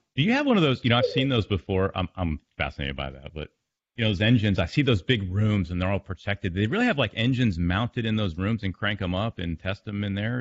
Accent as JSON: {"language": "English", "town": "Fort Lauderdale", "region": "Florida", "country": "United States", "moved": "yes", "said": "I'm from Fort Lauderdale, so I love the beach life."}